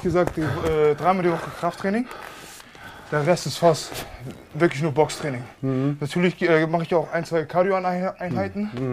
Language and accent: German; Hamburg, Germany; in der Gegend, wo ich aufgewachsen bin in Hamburg